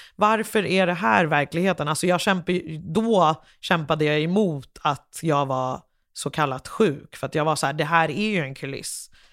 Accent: Liberia; now in Sweden; jag kommer från Liberia

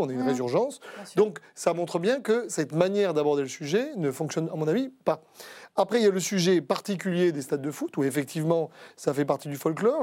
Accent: Marseille, Provence-Alpes-Côte d'Azur, France; je suis né à Marseille

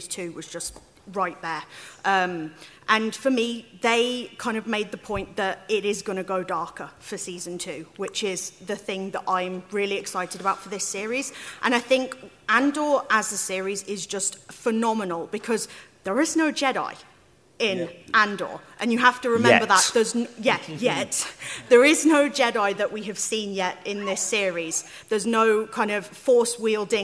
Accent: Wolverhampton, West Midlands, United Kingdom; I'm from Wolverhampton

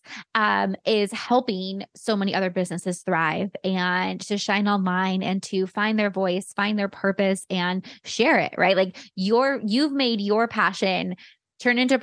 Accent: San Jose, California, United States; now in Arizona, United States; we grew up in the same hood. Like, we're from, we're from Almaden

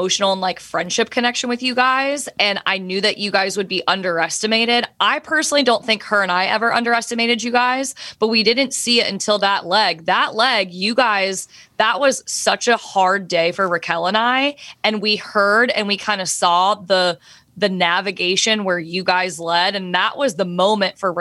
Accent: the South, United States; I'm from the South

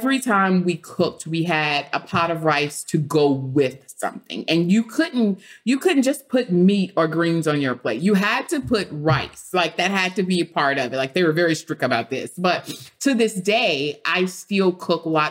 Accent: Beaumont, Texas, United States; I grew up in Beaumont, Texas, and in Beaumont, we have rice fields.

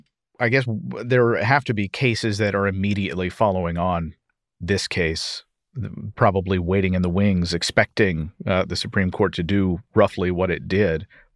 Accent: Missouri, United States; my home state of Missouri

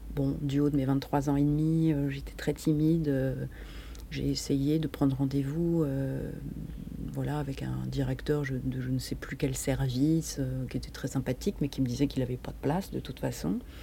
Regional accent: Paris, Île-de-France, France; je suis parisienne

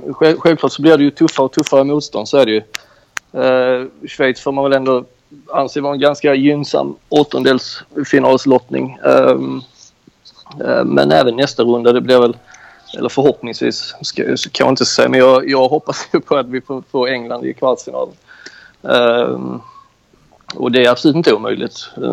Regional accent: Skåne, Sweden; moved away as an adult; now in Greece; jag är ju också från Skåne

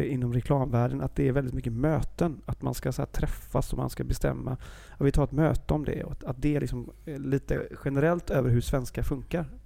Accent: Gothenburg, Västra Götaland, Sweden; jag är ju från Göteborg. Vi är ju världens trevligaste folk också

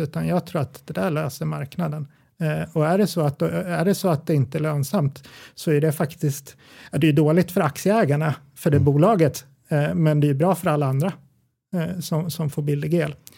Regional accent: Gävle, Gävleborg County, Sweden

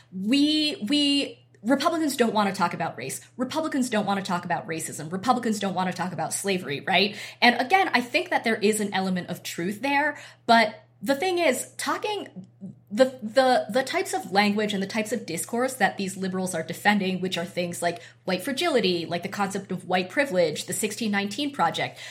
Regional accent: Boise, Idaho, United States; I grew up in Boise, Idaho

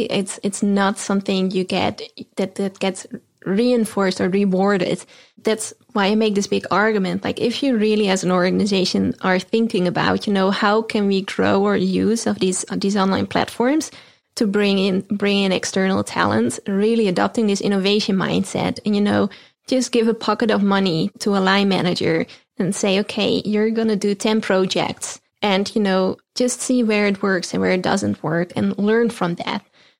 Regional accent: Netherlands; I'm based in Europe. I'm originally from the Netherlands

